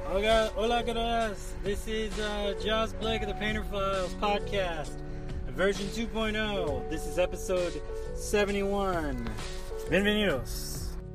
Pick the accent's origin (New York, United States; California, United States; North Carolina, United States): North Carolina, United States; now in Washington, D.C. area, United States; I grew up in North Carolina with a pickup truck